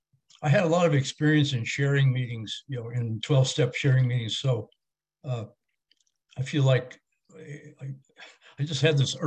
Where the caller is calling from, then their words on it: California, United States; I'm calling you from California here.